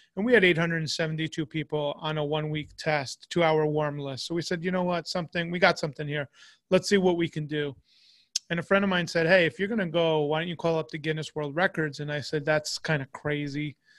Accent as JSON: {"language": "English", "country": "United States", "said": "as an American"}